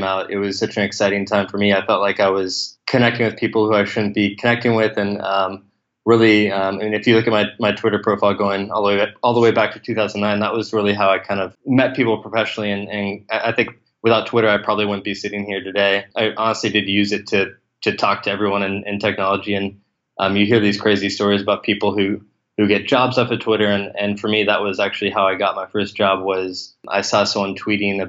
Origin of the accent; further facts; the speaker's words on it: Atherton, California, United States; I grew up in Atherton, California, which is about 5 minutes from Palo Alto